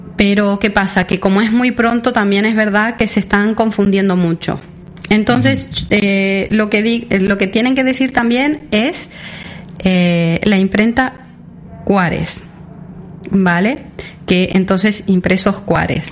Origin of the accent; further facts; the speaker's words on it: Sarandí Grande, Florida, Uruguay; now in Mallorca, Spain; Sarandí Grande, que es donde yo nací